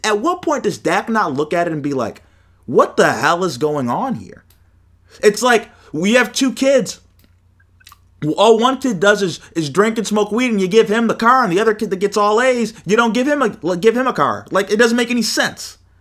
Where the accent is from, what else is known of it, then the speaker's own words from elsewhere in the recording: Ohio, United States; I'm from Ohio